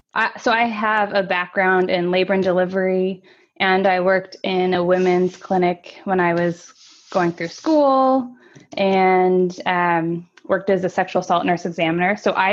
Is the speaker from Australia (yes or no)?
no; Tokyo, Japan; So I grew up in Tokyo. My parents are both teachers. We moved there for my dad's job as an English professor.